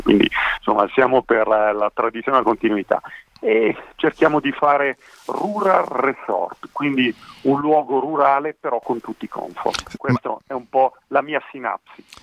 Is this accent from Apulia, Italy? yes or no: no; Merone, Lombardy, Italy; Io sono nato qui a Baggero, in provincia di Como, nel paese di Merone